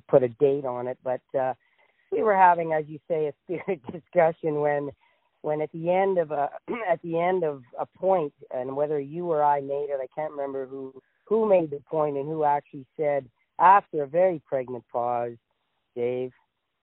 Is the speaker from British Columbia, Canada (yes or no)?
no; Ottawa, Ontario, Canada; I was born and raised in Ottawa, and I still live in Ottawa